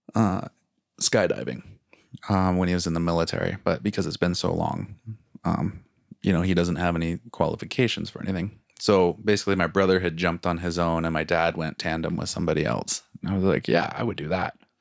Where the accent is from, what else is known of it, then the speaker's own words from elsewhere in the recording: Cascade Mountains, Pacific Northwest, United States; now in Calgary, Canada; we grew up in the Cascade Mountains, and now living here, we're up against the Rocky Mountains